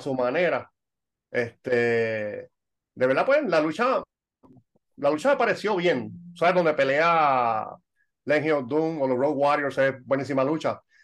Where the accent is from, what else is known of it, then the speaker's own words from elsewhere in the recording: Puerto Rico; now in Ireland; yo soy puertorriqueño, pero vivo en Irlanda